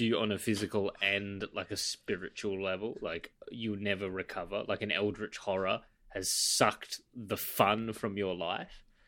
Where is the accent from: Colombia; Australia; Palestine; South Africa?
Australia; Western Australia; I travel a lot now back in Western Australia in my home state. I'm not quite in my home city